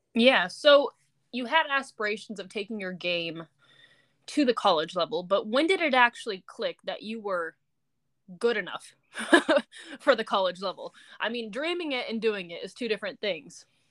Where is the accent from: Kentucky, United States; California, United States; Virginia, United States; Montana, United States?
California, United States; Laguna Beach; I'm from Laguna Beach, California